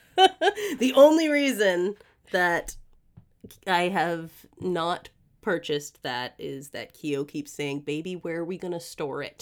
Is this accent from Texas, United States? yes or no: no; Greenfield, Massachusetts, United States; the street that I grew up on in Massachusetts